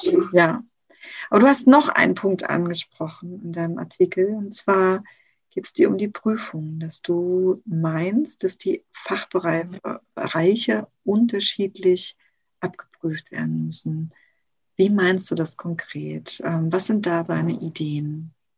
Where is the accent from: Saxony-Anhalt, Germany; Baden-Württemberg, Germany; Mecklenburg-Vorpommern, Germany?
Mecklenburg-Vorpommern, Germany; Rostock; in Rostock zum Beispiel, wo ich herkomme, gibt es super wenig Ausbildungsbetriebe noch